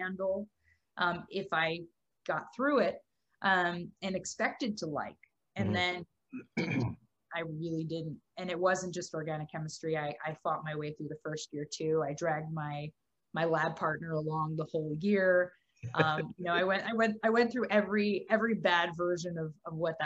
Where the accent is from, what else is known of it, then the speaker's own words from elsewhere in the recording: Dallas, Texas, United States; moved away as an adult; also born or lived in Boston; now in New York, United States; I grew up in Texas, in Dallas, and then I went to school in Boston, and then ended up here